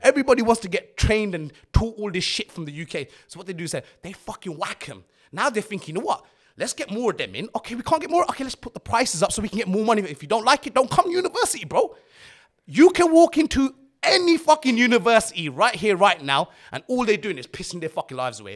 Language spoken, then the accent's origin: English; Luton, East of England, United Kingdom; growing up in Luton, Luton's not, it's not the best place in the world to grow up